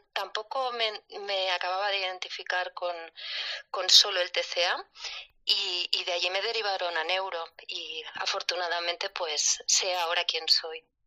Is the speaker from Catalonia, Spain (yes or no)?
yes; Barcelona, Catalonia, Spain; soy de Barcelona, tengo 48 años